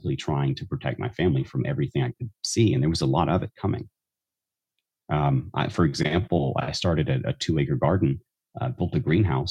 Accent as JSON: {"language": "English", "region": "the South", "country": "United States", "tie": "born or raised there", "said": "I was raised in the South"}